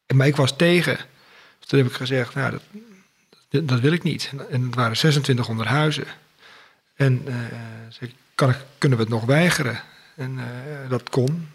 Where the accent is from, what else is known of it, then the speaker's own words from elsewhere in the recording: Schoorl, North Holland, Netherlands; also born or lived in Utrecht; Ik ben geboren in Utrecht, maar al op vierjarige leeftijd verhuisd naar Schorel in Noord-Holland